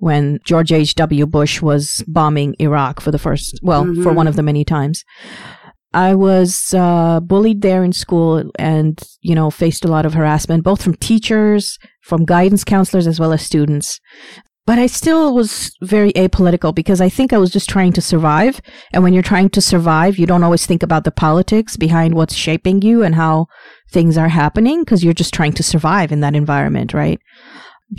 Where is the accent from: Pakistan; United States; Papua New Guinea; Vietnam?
Pakistan; now in Canada; I was born in Pakistan, and I was born in a poor family where my parents were living was a slum.